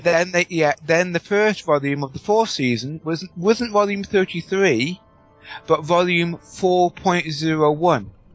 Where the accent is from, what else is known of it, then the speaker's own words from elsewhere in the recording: United Kingdom; I'm British